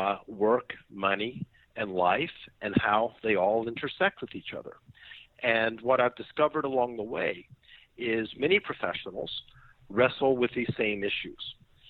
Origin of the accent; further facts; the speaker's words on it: Knoxville, Tennessee, United States; born there; So I was born in Knoxville, Tennessee.